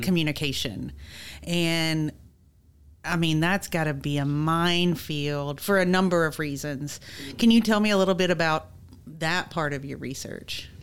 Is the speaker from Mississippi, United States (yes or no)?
yes; Mississippi, United States; I'm from Mississippi